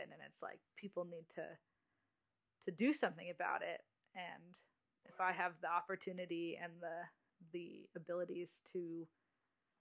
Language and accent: English; West Coast, United States; I'm from the coast, the West Coast.